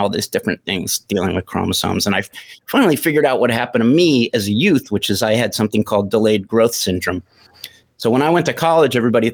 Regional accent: Maplewood, New Jersey, United States; I grew up playing, you know, on the municipal courts. In Maplewood, New Jersey.

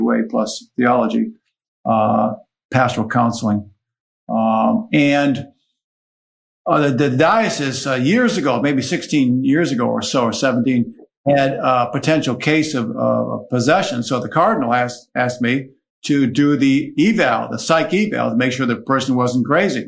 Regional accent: Syracuse, New York, United States; moved away as an adult; now in Washington, D.C., United States; I am from Syracuse originally

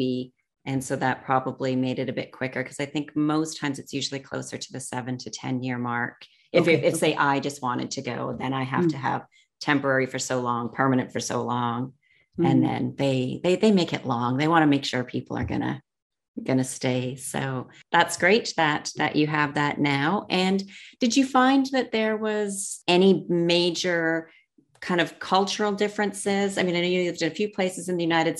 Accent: Canada; moved away; I'm from Canada

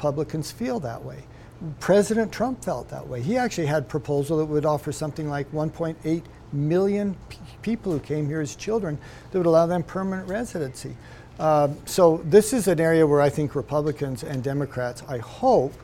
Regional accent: Utah, United States; I'm from Utah

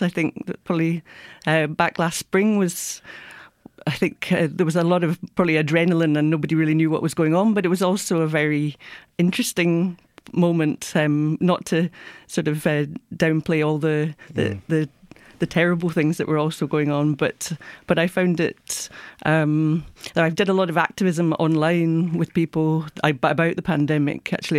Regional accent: Glasgow, Scotland, United Kingdom; accent: Scottish; I'm originally from Glasgow in Scotland.

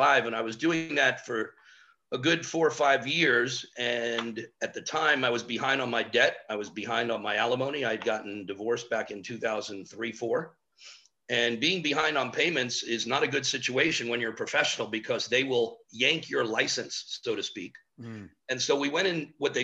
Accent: Miami, Florida, United States; a native Miamian, which there's not many of us left. My brother and myself are probably it. And born and raised in Miami.

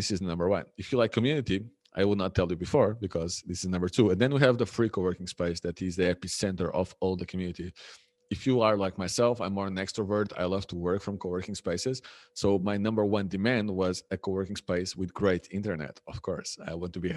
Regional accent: Lisbon, Portugal; moved away as an adult; also born or lived in Germany / Poland / Madeira; now in Ponta do Sol, Portugal; And I'm from the mainland. I'm from Lisbon.

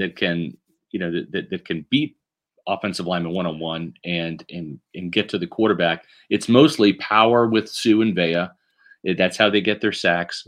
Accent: Kansas City, Missouri, United States; moved away; I grew up in Kansas City

